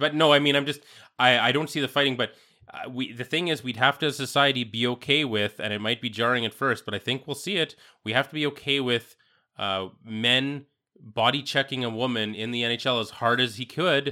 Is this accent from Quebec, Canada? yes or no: no; Saskatchewan, Canada; growing up in Saskatchewan